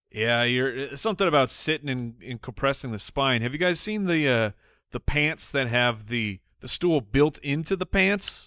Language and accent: English; Arizona, United States; we grew up in Arizona, so there's pools everywhere.